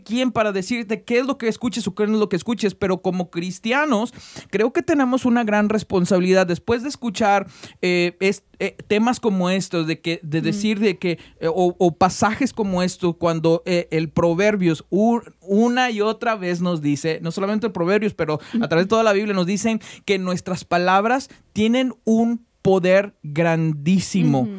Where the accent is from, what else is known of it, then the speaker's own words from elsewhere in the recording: Mexico; nosotros somos mexicanos